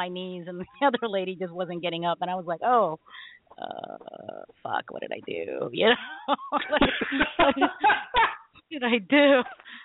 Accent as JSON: {"language": "English", "country": "Philippines", "said": "I'm Filipino"}